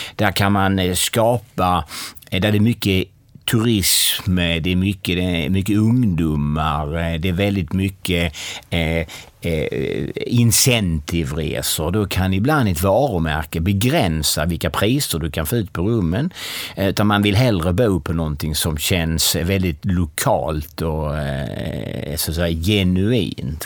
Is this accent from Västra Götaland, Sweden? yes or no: no; Kristianstad, Skåne, Sweden; Jag är född och uppvuxen i Kristianstad.